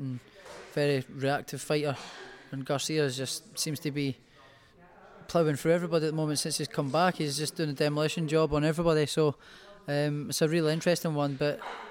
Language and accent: English; Scotland, United Kingdom; I'm Scottish